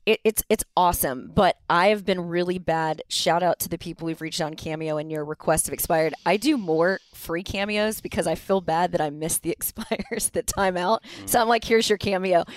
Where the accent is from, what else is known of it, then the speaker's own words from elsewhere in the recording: Dallas, Texas, United States; I grew up in Dallas